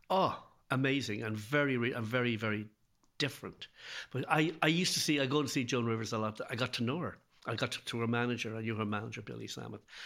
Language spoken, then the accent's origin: English; Ireland; now in Dublin, Ireland; being Irish and living, and living in Dublin